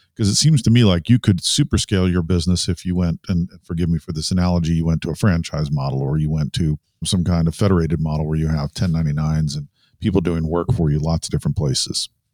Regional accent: Research Triangle, North Carolina, United States; I grew up in the Research Triangle area

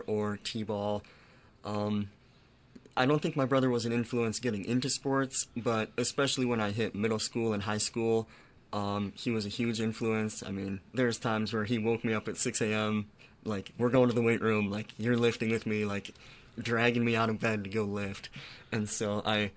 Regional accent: Huron, South Dakota, United States; moved away as an adult; Huron, South Dakota, it's smack dab in the middle of the eastern half of South Dakota. It's a relatively small town, about 13,000 people, and it's the only hometown I ever known. Like, that's where I grew up

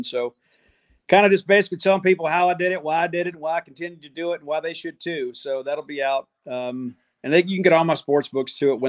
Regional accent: the South, United States; We're from the South, you know, so we're okay with the two name child

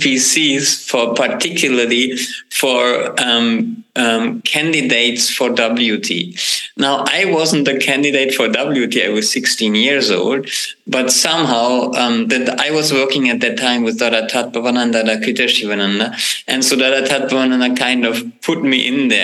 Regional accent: Braunschweig, Lower Saxony, Germany; a group that has a health food store in my hometown

